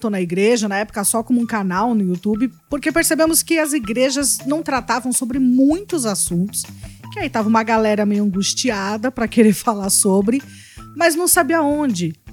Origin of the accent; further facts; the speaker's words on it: United States; Então, eu sou americana, mas não tô vivendo esse sonho, né, gente?